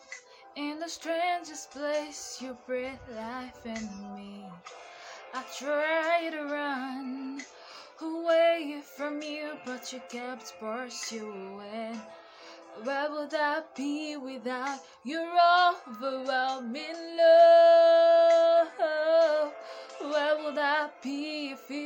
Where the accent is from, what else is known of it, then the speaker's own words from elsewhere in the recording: Nigeria; I am a Nigerian